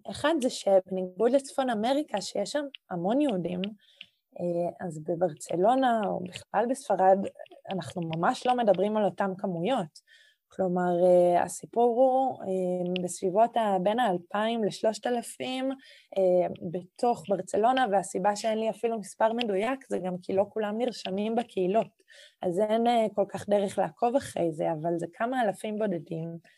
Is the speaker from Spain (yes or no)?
yes; Catalonia, Spain; Hebrew is a second language; now in Israel; ופתאום פה אני ספרדיה, קטלונית, יהודייה. כלומר, יש פה איזשהו משולש שאני כל הזמן צריכה ככה לנוע בתוכו